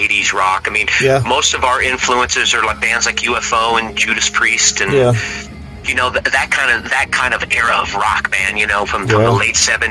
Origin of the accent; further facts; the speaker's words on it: Houston, Texas, United States; also born or lived in Richmond, Virginia; We're from Houston